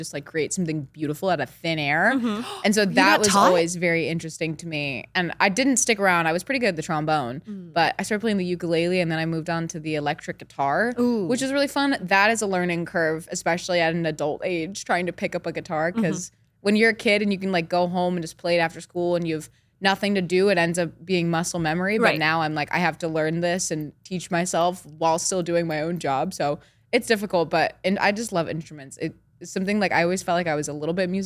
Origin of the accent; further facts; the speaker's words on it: Centreville, Virginia, United States; now in Beverly Hills, United States; I'm from Virginia